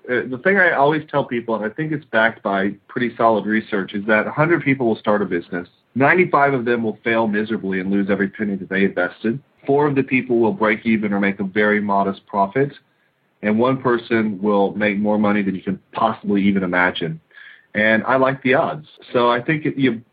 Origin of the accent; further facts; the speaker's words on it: United States; I'm an American